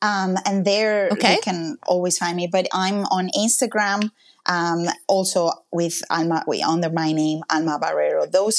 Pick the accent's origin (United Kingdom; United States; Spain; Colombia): Spain; Mallorca, Balearic Islands; English is a second language; moved away as an adult; now in Canada; my hometown because that's where I've been all my life. And if you can go to one place, it's Mallorca. It's an island in the Mediterranean.